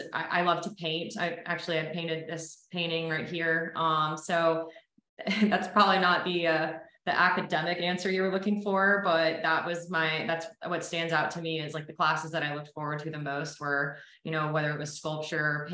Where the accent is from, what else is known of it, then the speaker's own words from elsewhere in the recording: Ponte Vedra Beach, Florida, United States; I was born in Ponte Vedra Beach, Florida, which is a small little golf beach town outside